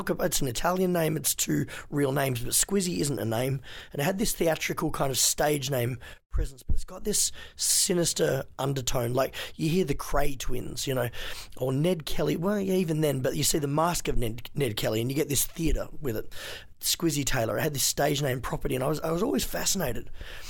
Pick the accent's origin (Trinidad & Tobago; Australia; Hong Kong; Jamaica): Hong Kong; also born or lived in China; I was raised in Hong Kong and China. My parents brought us up there as missionaries